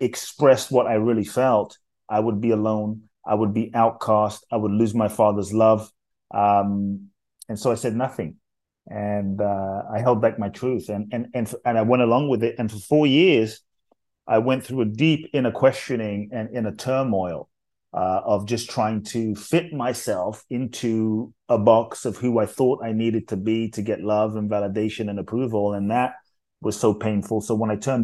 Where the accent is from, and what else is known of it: London, United Kingdom; born or raised there; also born or lived in Ghana / Mexico; now in United States